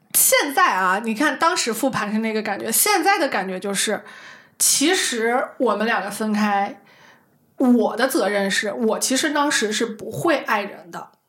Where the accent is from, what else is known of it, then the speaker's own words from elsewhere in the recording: Shanxi, China; moved away; 我山西人，从来没去过五台山